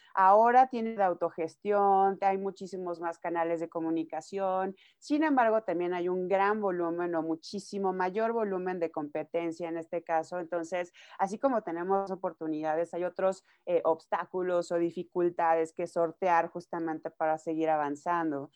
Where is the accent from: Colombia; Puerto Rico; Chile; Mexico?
Mexico; Nayarit; moved away as an adult; now in Mexico City, Mexico; yo soy de Nayarit, empezando aquí. Eh, yo llevo viviendo en la Ciudad de México ya siete años